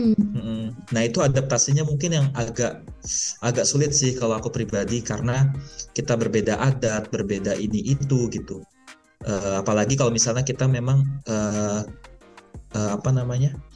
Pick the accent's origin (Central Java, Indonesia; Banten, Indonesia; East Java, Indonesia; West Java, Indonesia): West Java, Indonesia; Depok; moved away as an adult; now in Sharjah, United Arab Emirates; aku aslinya Depok